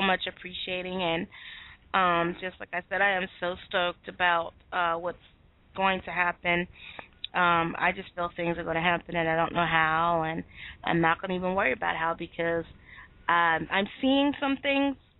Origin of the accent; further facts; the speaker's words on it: United States; I'm from America